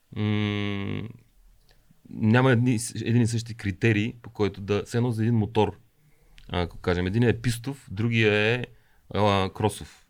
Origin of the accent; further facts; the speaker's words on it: Bulgaria; съм от България